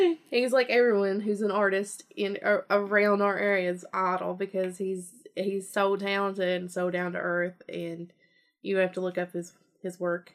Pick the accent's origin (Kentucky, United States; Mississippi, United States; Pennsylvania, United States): Kentucky, United States; anytime I've ever told someone who's not from Kentucky that I'm from Kentucky, they're like, you like fried chicken?